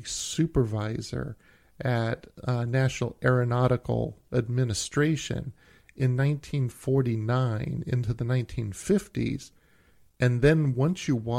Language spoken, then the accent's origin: English; Brooklyn, New York, United States; I grew up in Brooklyn.